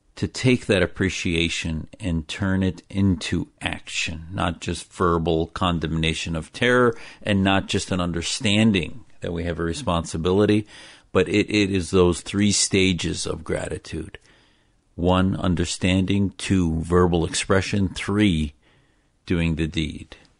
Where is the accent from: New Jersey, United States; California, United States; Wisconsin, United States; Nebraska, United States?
Wisconsin, United States; Neenah; the Islam I was taught growing up in Wisconsin with my family was my parents taught me in that little town in Neenah, Wisconsin